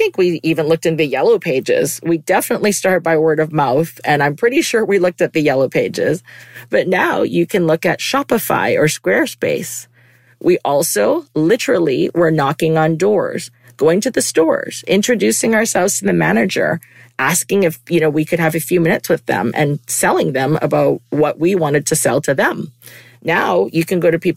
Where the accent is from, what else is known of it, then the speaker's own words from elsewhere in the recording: Vancouver, British Columbia, Canada; moved away as an adult; also born or lived in United States; I was born and raised in Vancouver